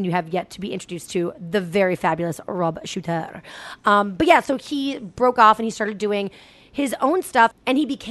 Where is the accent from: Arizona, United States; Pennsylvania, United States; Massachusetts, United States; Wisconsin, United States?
Massachusetts, United States; Boston; moved away; I'm a Boston girl. I'm a Boston native. It's my hometown.